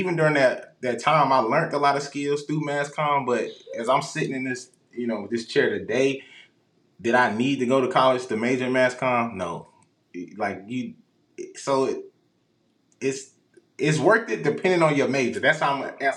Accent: Rock Hill, South Carolina, United States; now in Houston, United States; I'm from Rock Hill, South Carolina

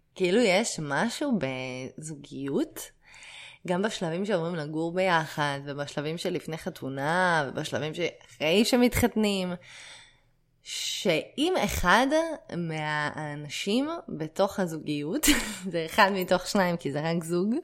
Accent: Israel; להרגיש חלק בלתי נפרד מהמדינה שבה גדלתי

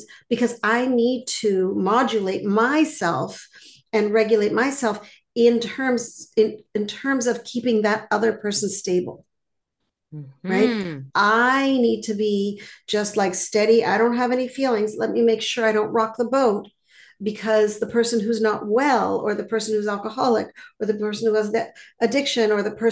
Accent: Montreal, Quebec, Canada; now in Boston, United States; I live in Boston now, but I grew up in Montreal.

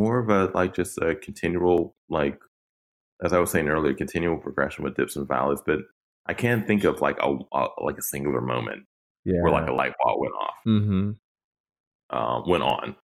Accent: Pittsburgh, Pennsylvania, United States; I'm from Pittsburgh and live in Pittsburgh

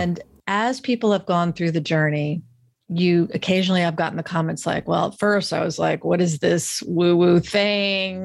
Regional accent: Florida, United States; I grew up in a really, like, beautiful, wonderful middle class experience in the South. I'm from Florida originally

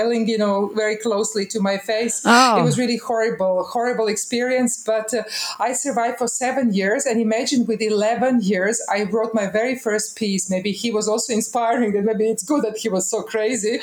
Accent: Osijek, Osijek-Baranja County, Croatia; I was born in Osijek. That is one little town in Croatia. Now it used to be ex-Yugoslavia. There I went to kindergarten

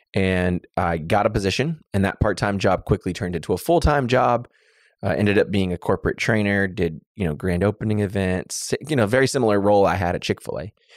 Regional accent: Waller, Texas, United States; I grew up in Waller, Texas, the small town of Waller, Texas

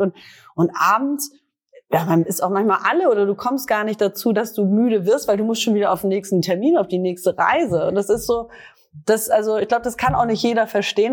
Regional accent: Northern Germany, Germany; mir als Norddeutscher, Norddeutscher

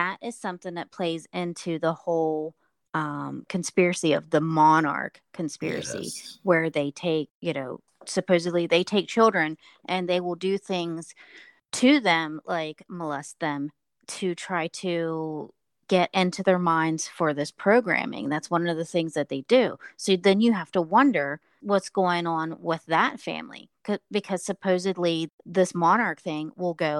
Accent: West Virginia, United States; I'm from West Virginia

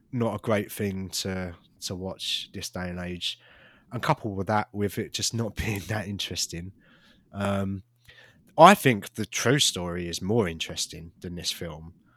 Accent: United Kingdom; as a British person

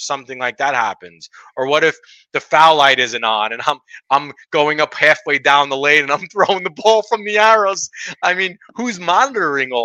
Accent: New York City, New York, United States; where I grew up in Brooklyn Lanes. I'm sorry, Gil Hodges Lanes, Brooklyn, New York

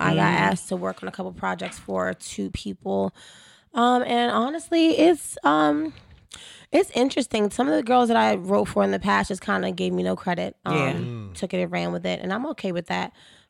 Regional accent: Alexandria, Virginia, United States; moved away as an adult; also born or lived in Arlington, Virginia / Brooklyn, New York / Queens, New York; I grew up in Alexandria, Virginia. I had the privilege of living in Brooklyn and Bed-Stuy.

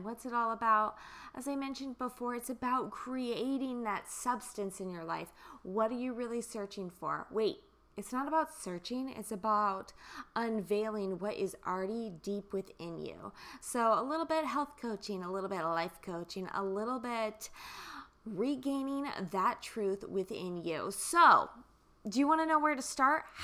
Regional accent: Kansas, United States; I'm from Kansas

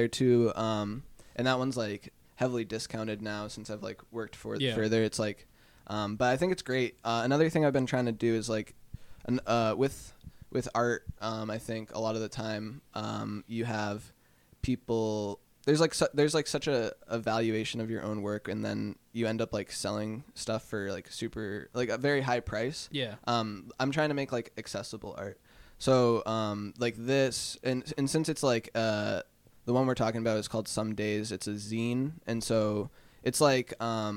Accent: Manchester, New Hampshire, United States; I'm from Manchester. I grew up on the South End, like the Goss Falls neighborhood

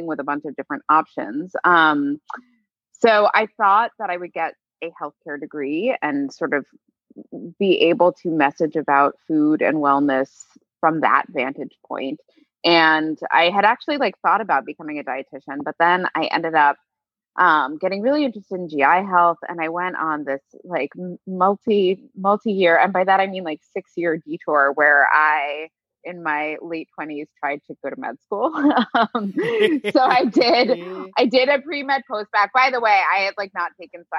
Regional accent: New York City, New York, United States; I grew up in New York City, and I'm still here

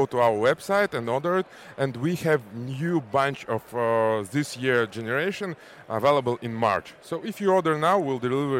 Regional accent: Kazakhstan; I'm from Kazakhstan

